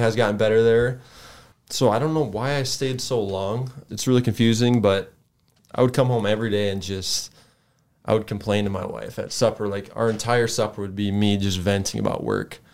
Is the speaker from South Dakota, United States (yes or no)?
yes; Sioux Falls, South Dakota, United States; I grew up here in Sioux Falls